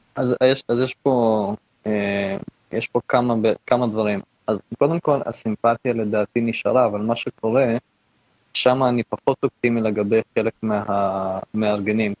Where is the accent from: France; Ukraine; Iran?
Ukraine; near the Polish border, Lviv area, Lviv Oblast; also born or lived in Israel; now in Canada; אני מאוקראינה